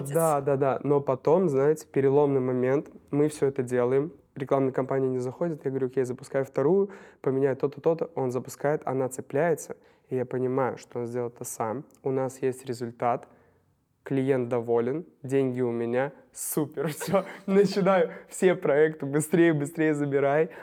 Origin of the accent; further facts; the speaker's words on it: Novopolotsk, Vitebsk Region, Belarus; moved away as an adult; now in Minsk, Belarus; я из Новополска, в Минске последние пять лет